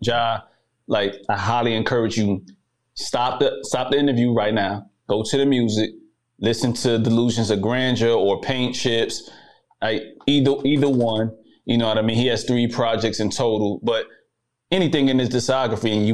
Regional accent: New York City, New York, United States; moved away as an adult; now in Germany; That's my hometown

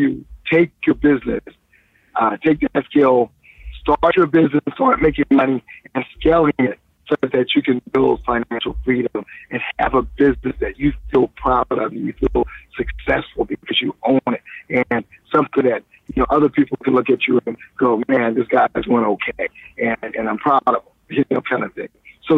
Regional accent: Columbia, South Carolina, United States; now in Los Angeles, United States

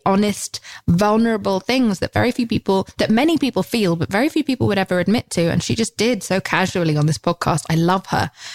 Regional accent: United Kingdom; I'm British

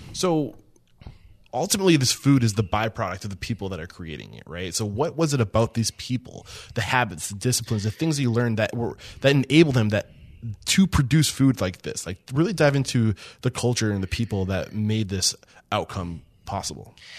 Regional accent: East Kingston, New Hampshire, United States; I'm from East Kingston, like right over the, the bri, the border

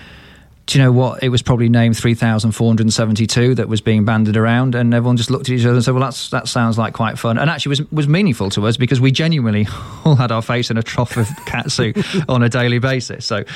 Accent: Manchester, North West England, United Kingdom; born or raised there

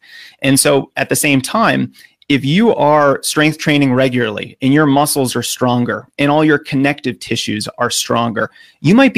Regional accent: United States; accent: American; as an American

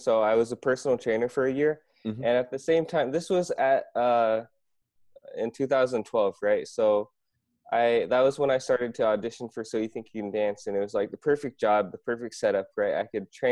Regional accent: Iowa, United States; moved away as an adult; also born or lived in Korea; now in South Korea; I grew up in Iowa, pretty much went to school there, high school, college

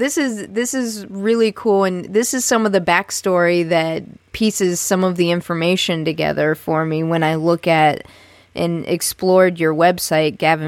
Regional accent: Ohio, United States; I'm born and raised in Ohio

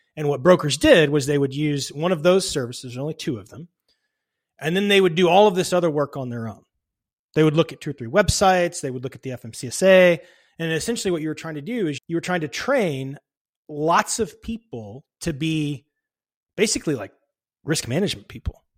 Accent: a suburb of Dallas, Texas, United States; I grew up in a suburb of Dallas, Texas

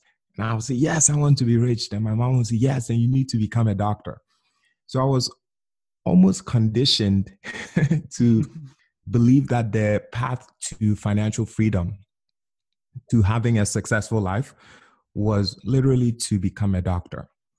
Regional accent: Ghana; I grew up in Ghana, West Africa.

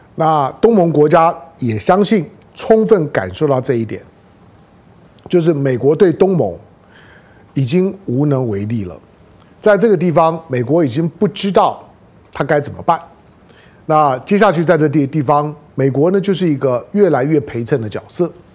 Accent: Taiwan; 那做身为的台湾人，我也是在台湾土生土长的台湾人

